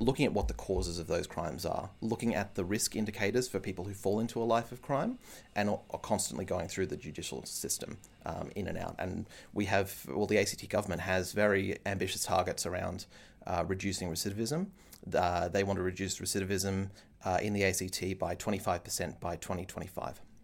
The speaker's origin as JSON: {"language": "English", "town": "Canberra", "region": "Australian Capital Territory", "country": "Australia", "tie": "born or raised there", "said": "growing up in Canberra."}